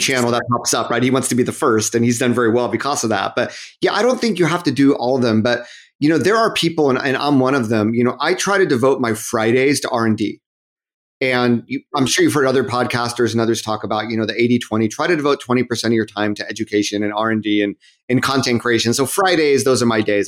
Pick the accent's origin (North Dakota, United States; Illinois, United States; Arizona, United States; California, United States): California, United States; Southern; moved away as an adult; also born or lived in Massachusetts / Japan; I'm from Southern California.